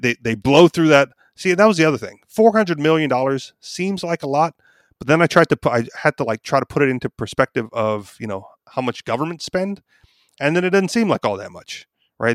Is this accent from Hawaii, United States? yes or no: yes; Hawaii, United States; I was born and raised there. So I'm, you know, local, native